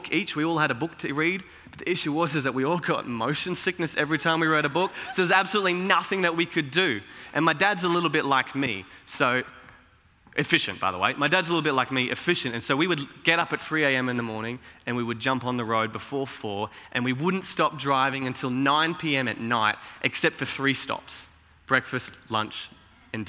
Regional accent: Cairns, Queensland, Australia; as a kid, my immediate family, we grew up in Cairns

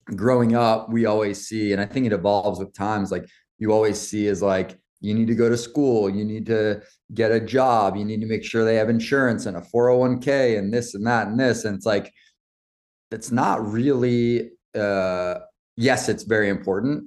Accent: Roslyn Heights, New York, United States; also born or lived in Queens; I grew up just, uh, outside New York City, um, on Long Island in a town called Roslyn Heights

